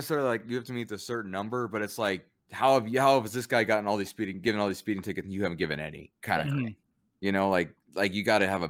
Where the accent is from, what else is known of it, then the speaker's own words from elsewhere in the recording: Pueblo, Colorado, United States; growing up in Pueblo, Colorado, people know everybody there.